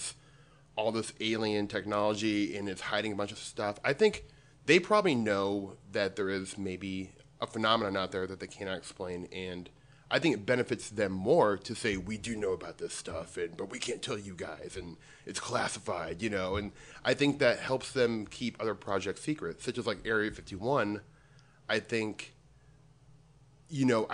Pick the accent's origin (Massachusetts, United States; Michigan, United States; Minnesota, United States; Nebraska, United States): Nebraska, United States; Omaha; I'm from Omaha, Nebraska.